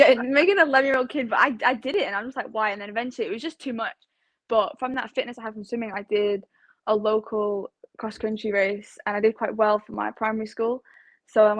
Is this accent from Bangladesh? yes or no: no; Manchester, North West England, United Kingdom; also born or lived in Leigh / South Africa; this is my home base where I'm from.